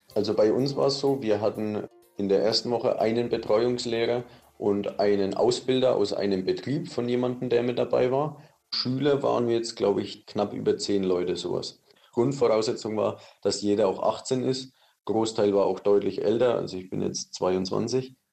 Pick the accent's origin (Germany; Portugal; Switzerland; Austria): Germany; als Deutscher